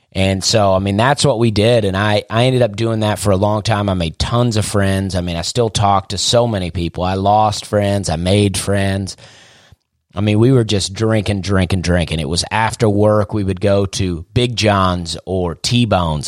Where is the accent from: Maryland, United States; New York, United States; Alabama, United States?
Alabama, United States; Opelika; I also wanted to get out of my hometown. I like Opelika, but I was ready to get out of there